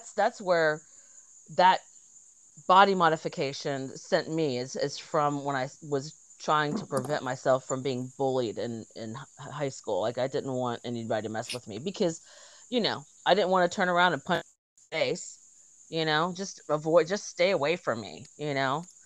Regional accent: Georgia, United States; also born or lived in South Carolina; I moved from South Carolina to Georgia, and I had to make new friends when I was 10 years old

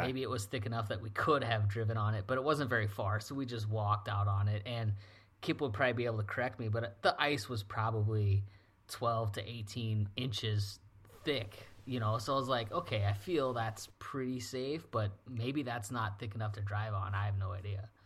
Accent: South Dakota, United States; born or raised there; also born or lived in Louisiana

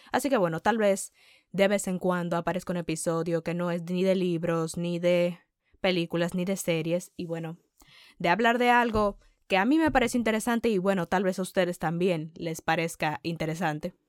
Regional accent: Dominican Republic; first language Spanish; soy dominicana, nací y crecí en República Dominicana.

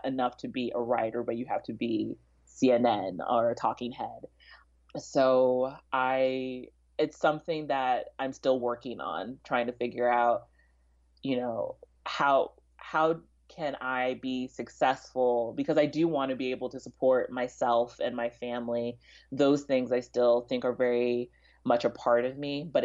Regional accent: Kansas City, Missouri, United States; also born or lived in Prince George's County, Maryland / DMV area; I was born in Prince George's County and then lived in the DMV area up until we moved to Kansas City when I was 5

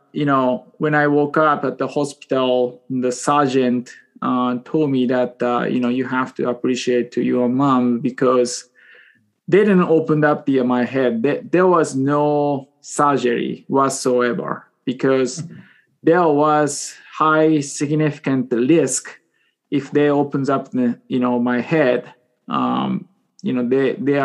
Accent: Japan; English is a second language; moved away as an adult; now in Seattle, United States; I was born and raised in Japan until 22 years old.

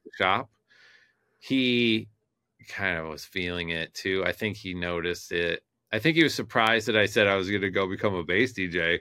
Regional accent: Detroit, Michigan, United States; moved away; I'm from Detroit originally

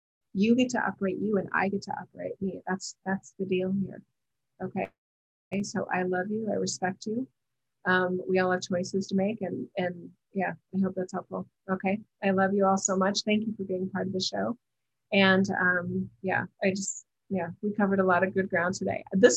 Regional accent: United States; as an American

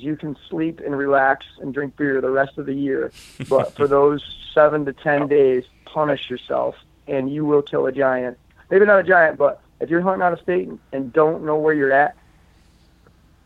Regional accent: New York, United States; my home state

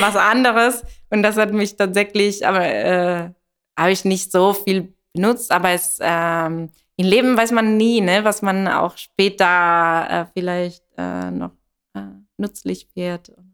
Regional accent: Italy; German is a second language; moved away; ich komme aus Italien

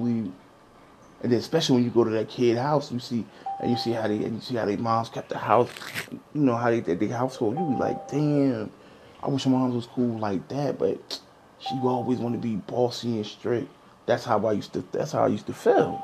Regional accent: Newark, New Jersey, United States; My grandmother was in the Howard Street Projects, so I was growing up in a project. I grew up on Howard Street

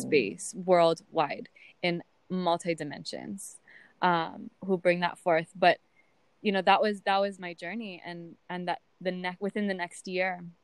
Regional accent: Oahu, Hawaii, United States; moved away as an adult; now in Hilo, United States; I was raised on Oahu

